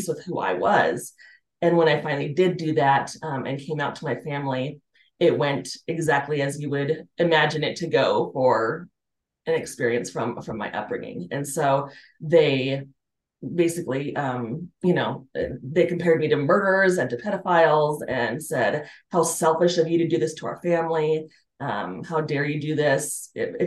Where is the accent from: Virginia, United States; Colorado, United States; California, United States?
Colorado, United States; Colorado Springs; I grew up in Colorado Springs